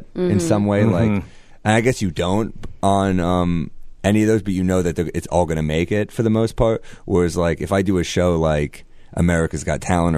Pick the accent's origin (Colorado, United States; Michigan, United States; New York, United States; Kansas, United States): New York, United States; I'm a New Yorker